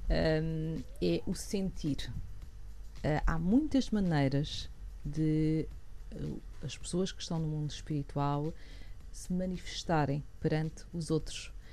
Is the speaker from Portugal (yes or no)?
yes; Portugal; eu sou portuguesa